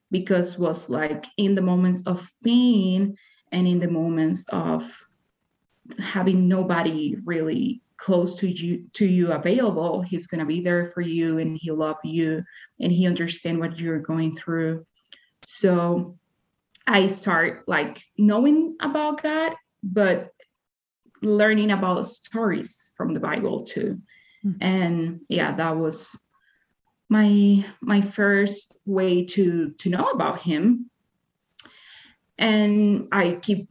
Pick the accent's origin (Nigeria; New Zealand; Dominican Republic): Dominican Republic; English is a second language; moved away as an adult; now in Utah, United States; I'm from Dominican Republic